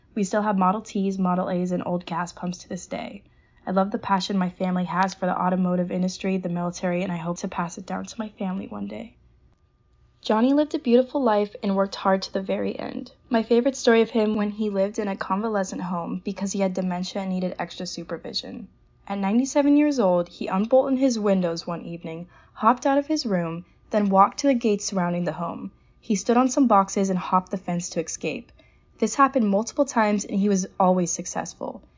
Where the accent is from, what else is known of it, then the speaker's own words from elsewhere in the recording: Pasadena, California, United States; I'm from Pasadena, California.